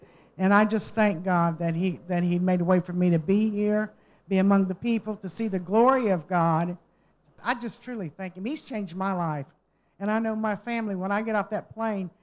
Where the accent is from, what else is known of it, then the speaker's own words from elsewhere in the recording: United States; I'm from the United States.